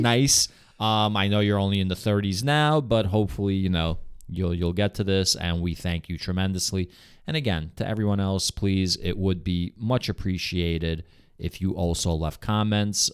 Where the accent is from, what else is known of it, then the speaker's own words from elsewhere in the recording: New York, United States; "Where are you from?" And I'll say, like, "New York."